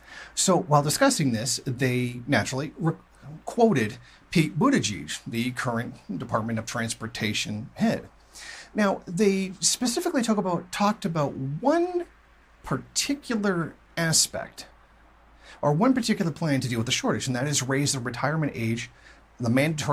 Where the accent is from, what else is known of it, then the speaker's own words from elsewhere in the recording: Canada; Now, being a Canadian, I don't actually get Fox News.